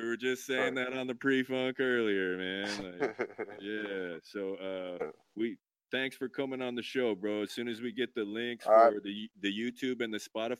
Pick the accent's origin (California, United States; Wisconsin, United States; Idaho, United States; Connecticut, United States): Idaho, United States; now in Portland, United States; Yeah, I'm from Idaho. Yeah. Been in Portland.